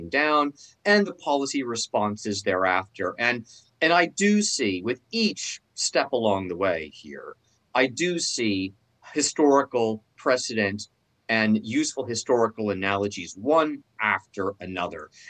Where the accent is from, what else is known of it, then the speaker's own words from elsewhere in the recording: California, United States; I'm from California